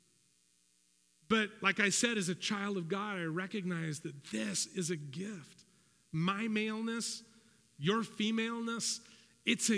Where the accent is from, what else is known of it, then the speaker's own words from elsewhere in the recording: United States; I'm an American